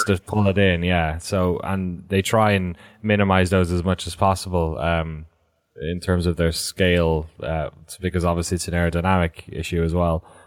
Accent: Ireland; As an Irish person

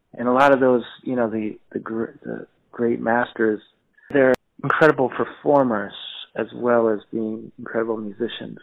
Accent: Silver Spring, Maryland, United States; also born or lived in Washington D.C.; I was born in Washington D.C., but I was raised, you know, in the suburbs in uh, Silver Spring, Maryland

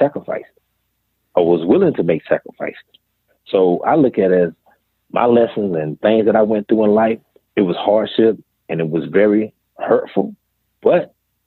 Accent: Greenville, South Carolina, United States; born or raised there

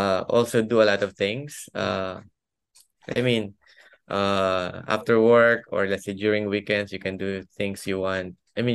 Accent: Philippines; moved away as an adult; also born or lived in Singapore; my hometown in the Philippines.

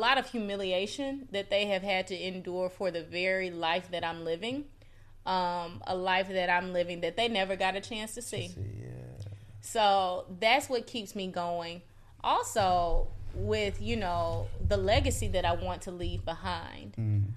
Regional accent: Mississippi, United States; moved away; I come from Mississippi. I come from not just the South, but the Deep South

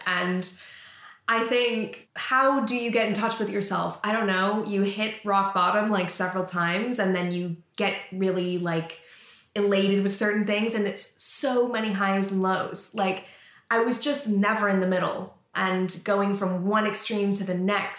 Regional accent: Canada; moved away as an adult; now in England; I lived in Canada. I'm from Canada.

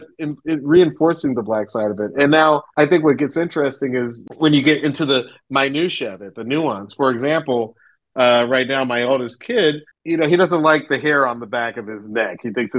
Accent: the South, United States; Growing up in the South, I never thought of mixed kids as anything other than black.

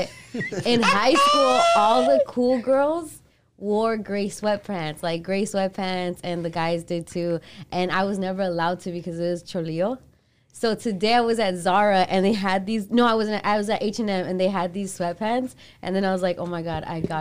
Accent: Glendale, California, United States; I'm also from Glendale.

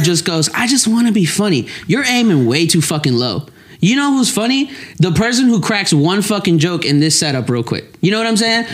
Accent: Lexington, Kentucky, United States; I was born and raised in Lexington, Kentucky.

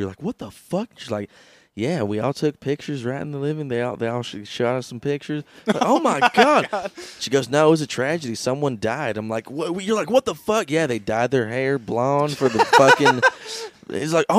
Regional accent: the Bible Belt, the South, United States; even at our school, we grew up in the South, like the Bible Belt

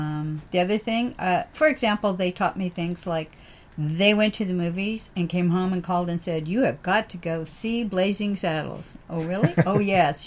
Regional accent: Richmond, California, United States; also born or lived in Sacramento area, California / Maryland / Redlands, California; I grew up in Richmond, California, San Francisco Bay Area

